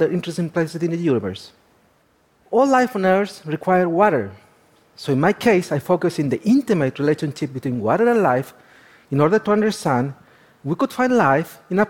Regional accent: Chile; I was born and raised in the Atacama.

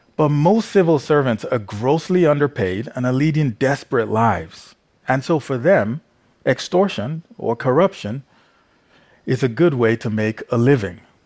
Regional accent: Nigeria; growing up in Nigeria

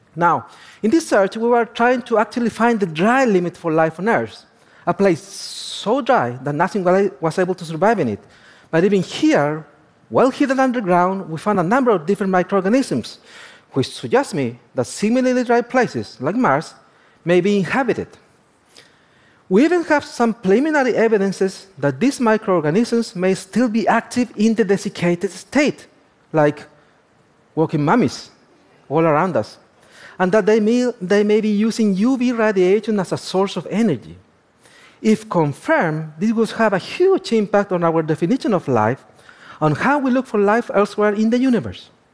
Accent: northern Chile, Chile; I was born and raised in the Atacama.

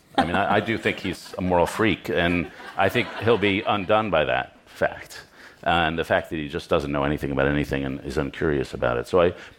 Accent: New York City, New York, United States; Yeah, I should say I grew up in Lower Manhattan in the triangle between ABC Carpets, the Strand Bookstore, and the Odeon Restaurant.

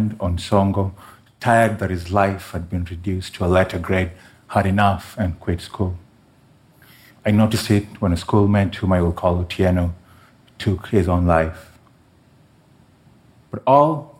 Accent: Kenya; my home country of Kenya

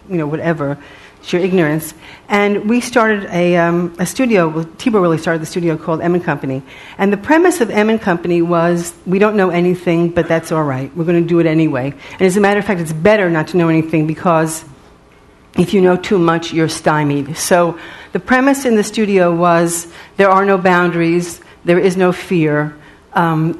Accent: New York City, New York, United States; because I was from Riverdale, so I had more money than he did.

